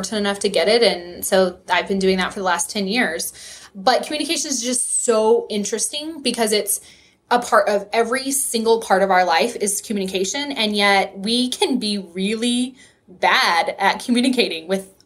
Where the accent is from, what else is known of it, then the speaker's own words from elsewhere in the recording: West Texas, United States; accent: Texas; I am from West Texas. I grew up on a farm right on the Texas-New Mexico state line. And so if you hear that Texas accent, I apologize.